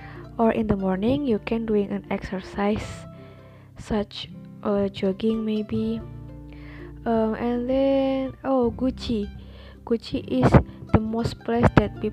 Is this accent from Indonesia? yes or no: yes; Tegal, Central Java, Indonesia; English is a second language; I was born in Tegal, if I'm not wrong, in Siti Hajar Hospital. Since I was born until now, I'm 19 years old, I live in here.